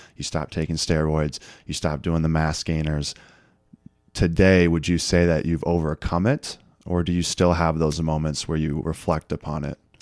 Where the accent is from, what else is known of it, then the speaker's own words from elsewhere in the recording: Eureka, Missouri, United States; born and raised in Eureka, Missouri, which is about forty-five minutes west of Saint Louis